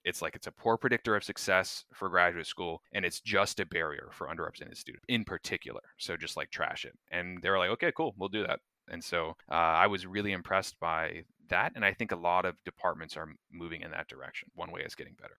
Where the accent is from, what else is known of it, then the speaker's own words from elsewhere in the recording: North Florida, United States; I grew up in North Florida along with Taylor, uh, small town, uh, about ten thousand people or so